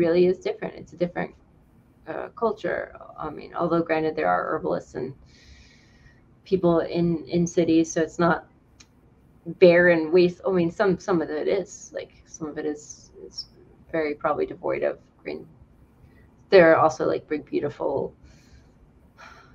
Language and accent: English; North Carolina, United States; also born or lived in New York City; we moved from New York City to North Carolina when I was 9